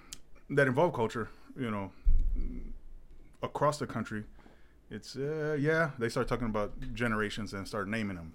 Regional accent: Southwest, United States; being Mexican-American, living down in the Southwest. I mean, this is the true South. We're cut between two cultures.

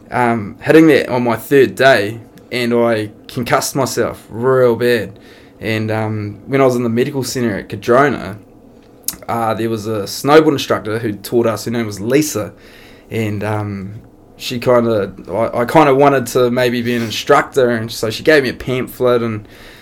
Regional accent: Auckland, New Zealand; also born or lived in Wairu / Linton; I grew up in a few places. My old man was in the army when I was younger. And Wairu, Linton and South Auckland were a few of the places that I grew up, and kind of jumped around a wee bit when I was younger

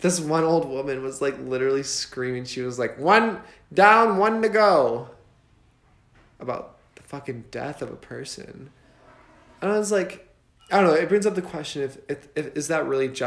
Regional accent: Michigan, United States; moved away; I'm from Michigan

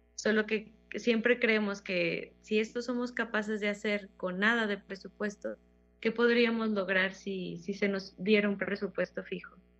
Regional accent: Fresnillo, Zacatecas, Mexico; soy zacatecana, soy originaria de Fresnillo, Zacatecas

